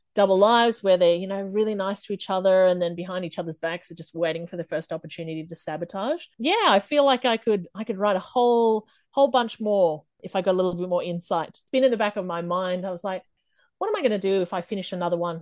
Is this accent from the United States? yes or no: no; Australia; I am from Australia